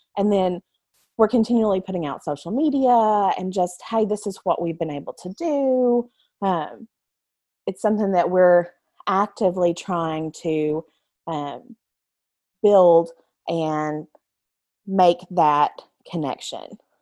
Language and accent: English; United States; My very first job was at the Lawrence County Library in my hometown